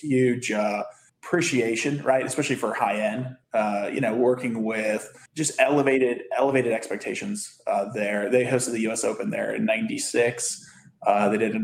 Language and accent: English; Bethesda, Maryland, United States; moved away as an adult; also born or lived in Las Vegas / Louisiana; now in Miami Beach, United States; I grew up in Bethesda, Maryland